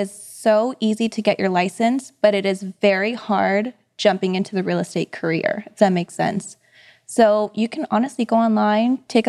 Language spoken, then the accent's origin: English; Philippines; I'm Filipino, you know what it is.